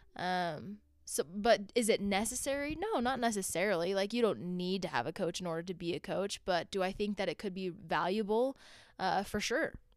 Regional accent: Orem, Utah, United States; I grew up in Orem, Utah, not too far from here.

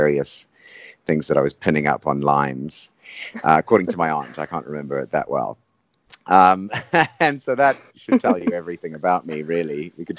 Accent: Zimbabwe; When I grew up in Zimbabwe on a tobacco farm.

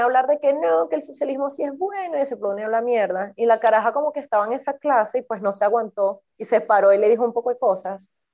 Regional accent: Venezuela; moved away; Y nací en Venezuela

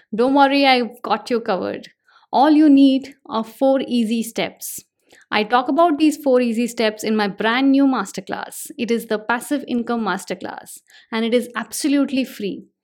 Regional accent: India; I'm an Indian

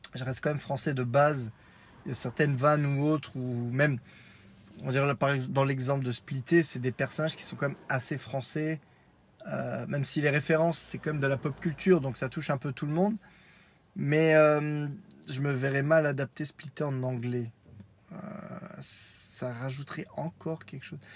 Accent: France; je suis français, né en France

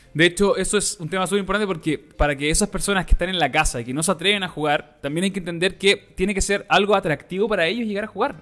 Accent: Chile; nosotros como latinos, ¿cachai? Chileno

